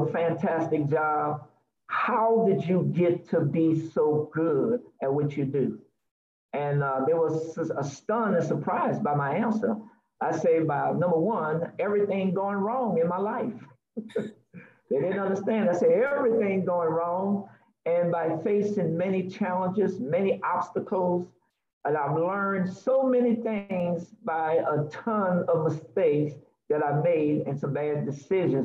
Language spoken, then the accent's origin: English; New Orleans, Louisiana, United States; I am from New Orleans, Louisiana